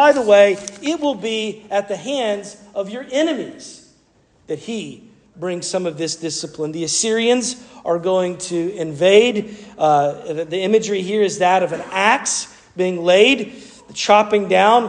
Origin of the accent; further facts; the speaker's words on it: Asheville, North Carolina, United States; I grew up in the Blue Ridge Mountains near Asheville